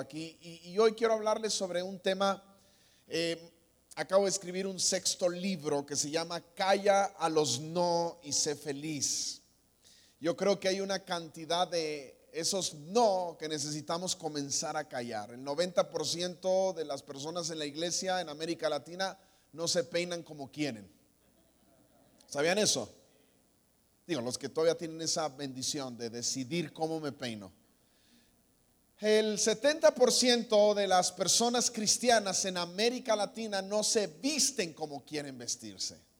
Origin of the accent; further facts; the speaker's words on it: Guadalajara, Jalisco, Mexico; moved away; Yo soy de Guadalajara, aquí nací, aquí tengo familia